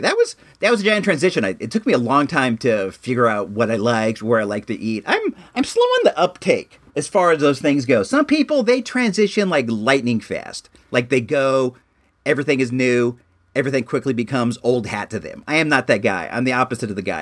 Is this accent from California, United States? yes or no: yes; California, United States; also born or lived in Illinois; It was 2 years after we moved here from Illinois and I was still like in that culture shock of uh having this transition from like what was like a different style of life in Illinois to like the uh, elementary school, like Beverly Hills 90210 that I jumped into when I was uh, here in California